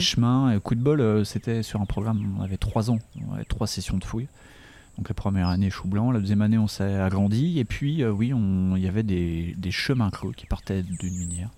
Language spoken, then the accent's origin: French; Dijon, Bourgogne-Franche-Comté, France; je suis de Dijon